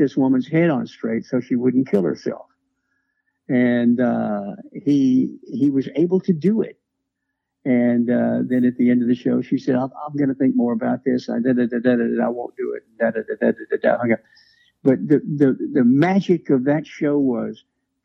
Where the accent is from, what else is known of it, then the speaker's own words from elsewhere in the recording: Memphis, Tennessee, United States; moved away; also born or lived in Cincinnati; I grew up there